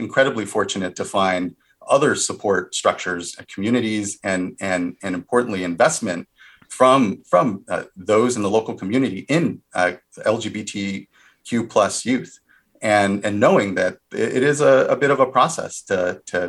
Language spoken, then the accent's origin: English; California, United States; also born or lived in Washington, D.C.